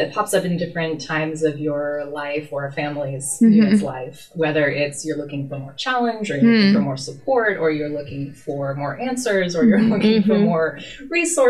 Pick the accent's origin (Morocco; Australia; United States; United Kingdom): United States; Southern California; also born or lived in Los Angeles / San Diego; I'm probably more born and raised in Southern California